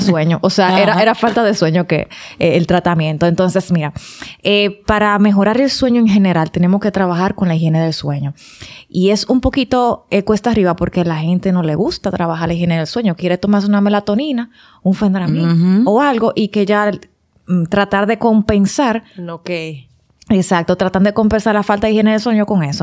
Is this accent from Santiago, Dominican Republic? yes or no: yes; Santiago, Dominican Republic; moved away; yo que vengo de mi campito de Santiago, que lo extraño todos los días